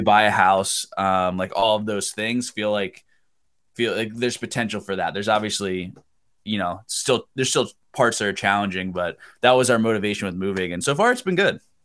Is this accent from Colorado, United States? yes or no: no; Pennsylvania, United States; moved away as an adult; I grew up in Pennsylvania